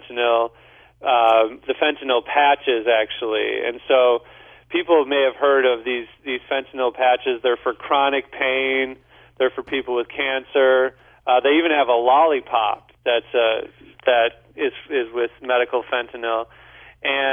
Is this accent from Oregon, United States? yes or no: no; St. Louis, Missouri, United States; I'm from St. Louis too